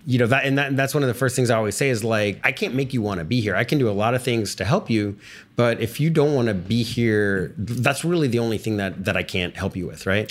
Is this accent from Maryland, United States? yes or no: no; Texas, United States; I grew up in Texas